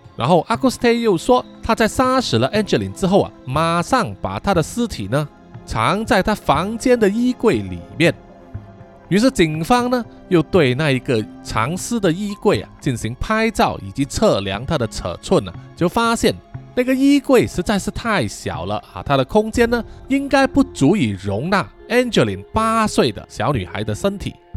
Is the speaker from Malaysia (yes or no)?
yes; Malaysia; 我们马来西亚人